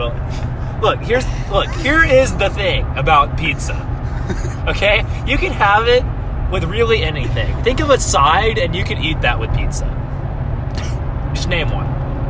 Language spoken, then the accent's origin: English; Alabama, United States; I'm from Alabama, and I've been to New York once.